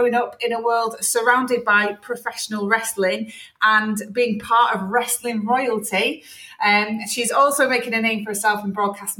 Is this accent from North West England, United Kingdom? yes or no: yes; Leigh, North West England, United Kingdom; So I'm actually from Lee, which is very close to where your dad's from.